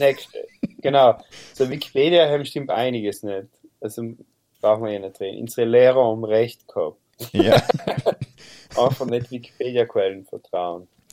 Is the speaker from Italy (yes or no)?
yes; South Tyrol, Trentino-Alto Adige, Italy; bei uns in Südtirol